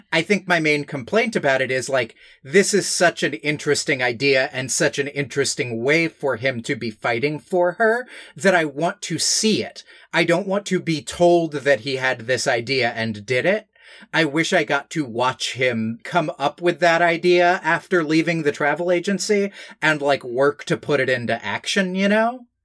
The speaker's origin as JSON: {"language": "English", "area": "Newt Gingrich's district", "region": "Georgia", "country": "United States", "tie": "born or raised there", "said": "I was, like, twelve and growing up in New Gingrich's district"}